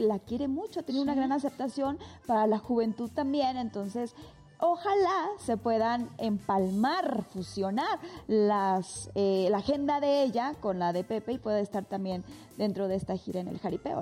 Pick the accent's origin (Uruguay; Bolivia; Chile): Bolivia; now in Mexico; mi país, mi país, mi ciudad